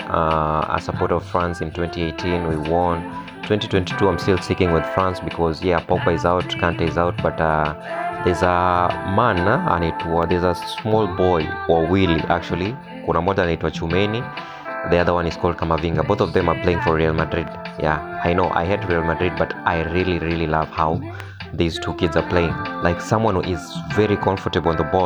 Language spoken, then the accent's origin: English; Kenya; as Kenyans